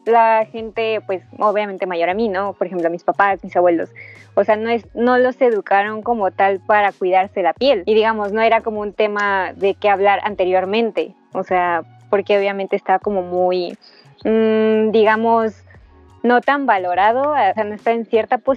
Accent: Nezahualcóyotl, State of Mexico, Mexico; tú eres de Catepec, yo, yo era de Nesa.

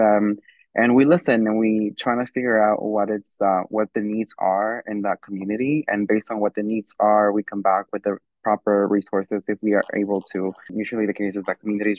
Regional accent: Irvington, New Jersey, United States; I'm from Irvington

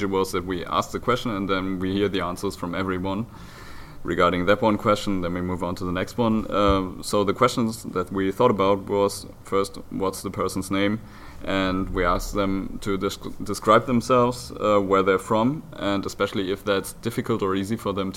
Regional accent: Germany; I'm from Germany, right across the Dutch border, basically 1 hour away.

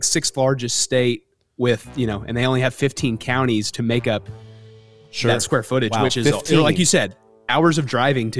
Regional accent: Oklahoma, United States; I'm from Oklahoma.

